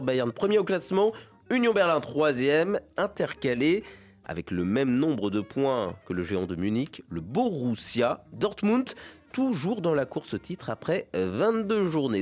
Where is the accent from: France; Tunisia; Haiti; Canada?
France; en tant que Français